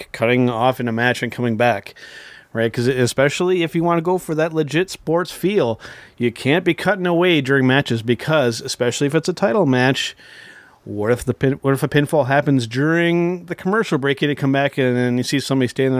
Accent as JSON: {"language": "English", "country": "Canada", "said": "as Canadian professional wrestling fans"}